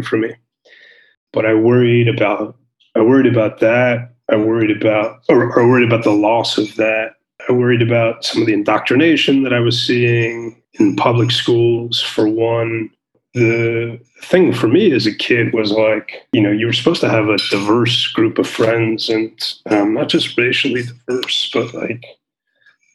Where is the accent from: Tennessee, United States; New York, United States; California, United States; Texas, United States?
New York, United States; New York City; moved away as an adult; also born or lived in Afghanistan; now in Israel; I grew up in New York. I'm born and raised in Brooklyn